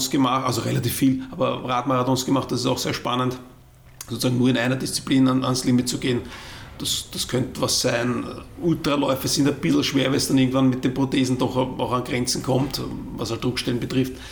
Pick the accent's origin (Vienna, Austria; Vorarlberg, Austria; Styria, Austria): Vienna, Austria; als Wiener bist halt irgendwann so weiter, ähm, weil äh, die Wege zu Trainingshängen halt doch wesentlich weiter sind.